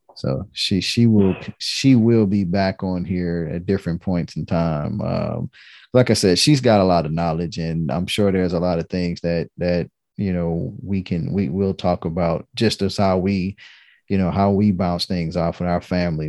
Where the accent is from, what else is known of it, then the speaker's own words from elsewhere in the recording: Detroit, Michigan, United States; I'm from Detroit